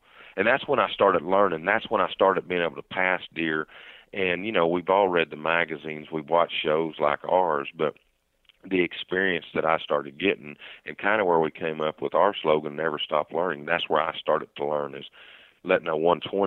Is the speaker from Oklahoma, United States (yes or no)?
yes; Lincoln County, Oklahoma, United States; I grew up right here in Lincoln County, Oklahoma